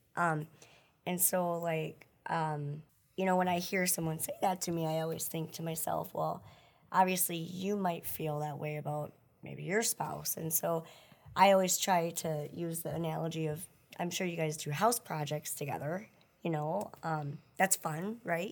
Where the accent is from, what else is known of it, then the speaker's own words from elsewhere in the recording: Wisconsin Rapids, Wisconsin, United States; also born or lived in Billings, Montana; now in Marshfield, United States; I was born in Billings, Montana, but I grew up in Wisconsin Rapids